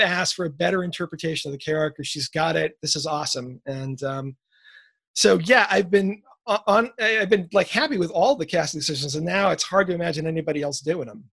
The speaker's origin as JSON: {"language": "English", "town": "New York City", "region": "New York", "country": "United States", "tie": "born or raised there", "said": "growing up in New York City"}